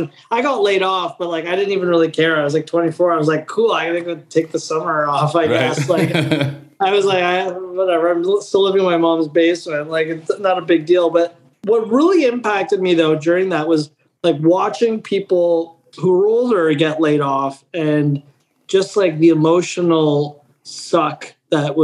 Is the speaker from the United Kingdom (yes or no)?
no; Canada; I'm Italian Canadian.